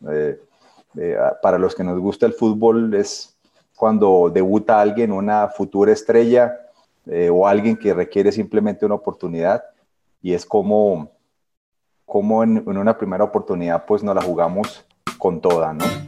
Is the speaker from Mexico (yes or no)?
no; Ibagué, Tolima, Colombia; Soy ibagreño, soy tolimense.